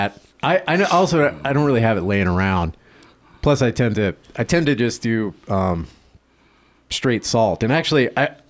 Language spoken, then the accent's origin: English; the South, United States; I'm from the South